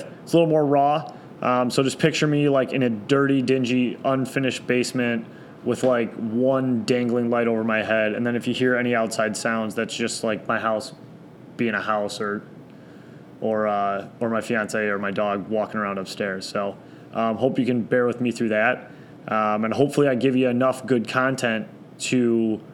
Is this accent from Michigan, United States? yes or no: yes; Detroit, Michigan, United States; also born or lived in East Lansing, Michigan / Chicago, Illinois; I grew up in East English Village my entire life.